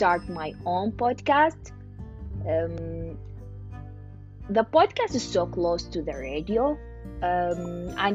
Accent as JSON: {"language": "English", "country": "Iraq", "moved": "as an adult", "lives_now": "Ohio, United States", "said": "I'm from Iraq"}